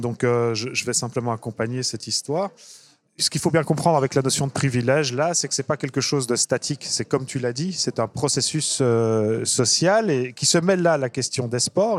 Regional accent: Brussels, Brussels-Capital Region, Belgium; je suis bruxellois à la base

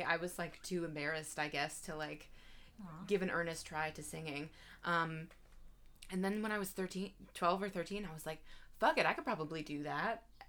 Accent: Baltimore, Maryland, United States; accent: Baltimore; I'm from the Baltimore area. Baltimore. I grew up there. My mom has a very strong Baltimore accent.

